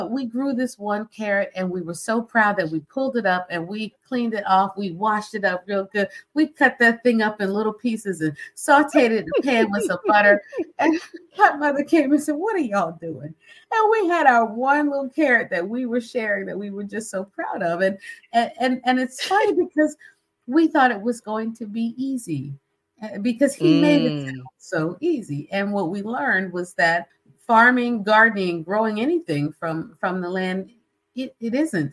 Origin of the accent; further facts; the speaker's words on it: Philadelphia, Pennsylvania, United States; we grew up in Philly and in the concrete jungle, right?